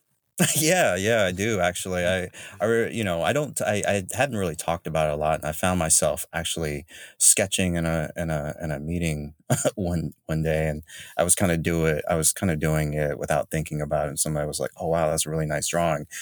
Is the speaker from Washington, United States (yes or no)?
no; Jacksonville, North Carolina, United States; also born or lived in Raleigh / Charlotte / Chapel Hill / Greensboro; now in Chicago, United States; I'm from North Carolina, a hail from small city, Jacksonville